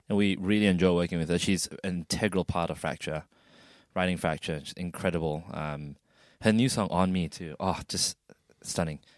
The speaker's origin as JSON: {"language": "English", "region": "Sarawak", "country": "Malaysia", "tie": "born or raised there", "moved": "yes", "lives_now": "Australia", "said": "my birthplace, my hometown."}